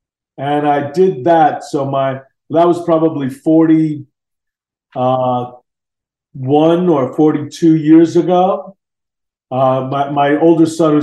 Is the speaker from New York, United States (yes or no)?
yes; Long Island, New York, United States; moved away as an adult; also born or lived in San Francisco; I grew up on Long Island and back east